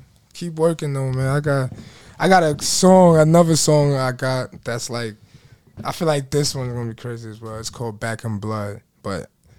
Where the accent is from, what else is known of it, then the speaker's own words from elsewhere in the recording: New York City, New York, United States; also born or lived in Surulere, Lagos, Nigeria / London, United Kingdom; I grew up in New York.